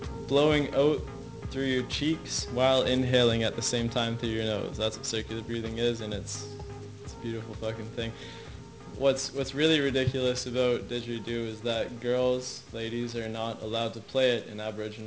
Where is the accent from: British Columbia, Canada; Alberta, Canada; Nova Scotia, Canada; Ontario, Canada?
Nova Scotia, Canada; Halifax; moved away; also born or lived in Banff; where I'm from Nova Scotia. I'm from Halifax